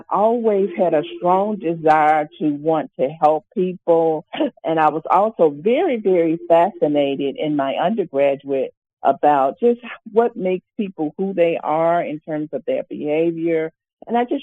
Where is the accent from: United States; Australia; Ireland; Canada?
United States; Mound Bayou, Mississippi; now in Montgomery, United States; I actually grew up in a town in Mount Bayou, Mississippi